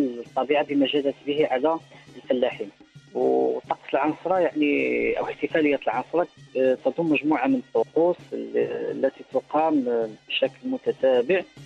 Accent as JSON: {"language": "Arabic", "country": "Morocco", "said": "احنا كمغاربه"}